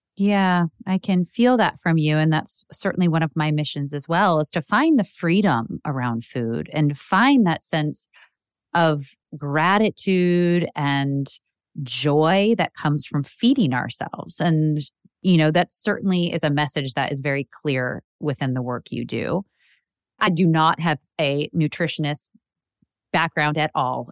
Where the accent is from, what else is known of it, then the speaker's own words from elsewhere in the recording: Illinois, United States; I grew up in the Midwest in Illinois